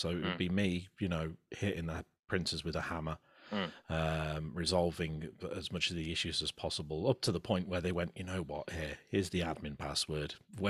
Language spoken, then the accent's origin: English; Rugby, West Midlands, United Kingdom; And I'm from Rugby in the Midlands.